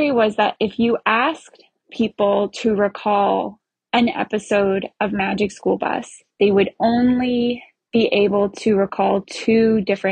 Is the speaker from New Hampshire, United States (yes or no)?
yes; New Hampshire, United States; I'm from New Hampshire